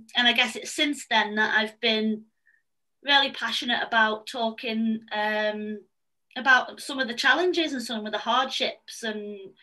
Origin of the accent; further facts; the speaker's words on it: Manchester, North West England, United Kingdom; I'm 29, I'm from Manchester